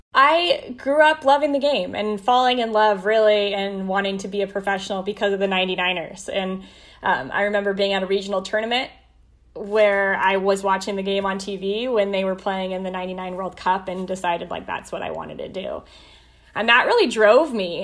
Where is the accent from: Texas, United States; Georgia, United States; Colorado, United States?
Colorado, United States; moved away as an adult; now in Columbus, United States; I got to work for my hometown team for four years